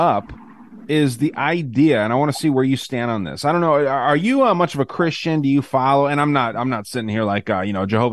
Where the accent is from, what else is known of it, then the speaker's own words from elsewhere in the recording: Tucson, Arizona, United States; I'm out of Tucson, lived here my whole life.